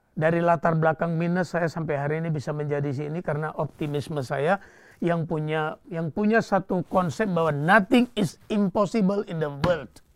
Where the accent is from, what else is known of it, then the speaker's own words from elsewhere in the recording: Bali, Indonesia; sebagai orang Bali